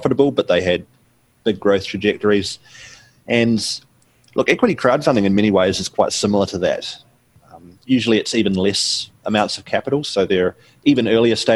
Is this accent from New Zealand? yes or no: yes; New Zealand; accent: New Zealand; So people can hear from my accent that I'm from New Zealand